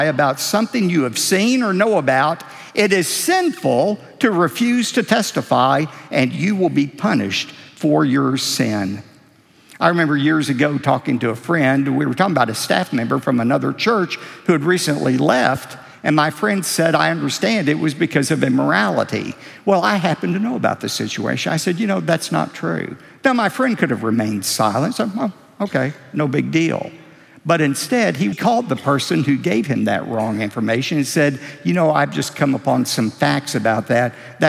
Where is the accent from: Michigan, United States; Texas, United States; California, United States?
Texas, United States; we're from Texas. We're known for creative embellishment.